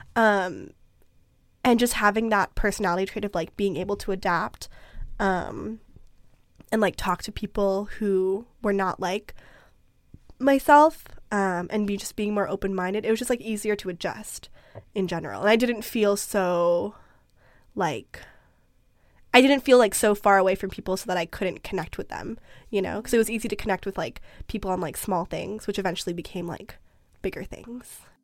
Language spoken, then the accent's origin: English; Vancouver, British Columbia, Canada; also born or lived in Philippines; Growing up in Vancouver is a very unique experience in that you're on the West Coast, you're in North America